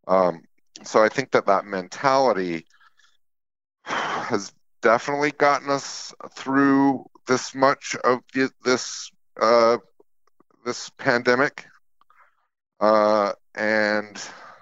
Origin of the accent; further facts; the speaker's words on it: Utah, United States; now in New York, United States; I grew up in Utah in a place that was very community oriented